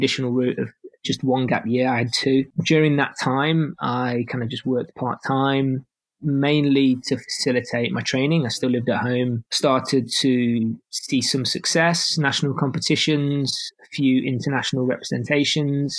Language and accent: English; Nottingham, East Midlands, United Kingdom; now in Birmingham, United Kingdom; I was originally from Nottingham, although I'm currently in Birmingham